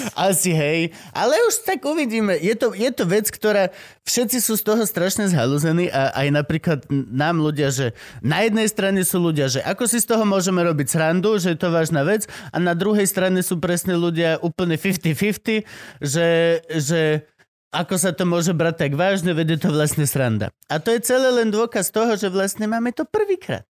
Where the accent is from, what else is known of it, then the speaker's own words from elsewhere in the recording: Banská Štiavnica, Banská Bystrica Region, Slovakia; ja som extrémne hrdý šťavničan